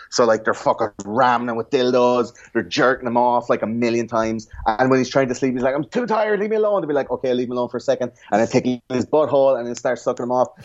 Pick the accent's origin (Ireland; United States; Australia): Ireland; in Ireland we have fluoride in the water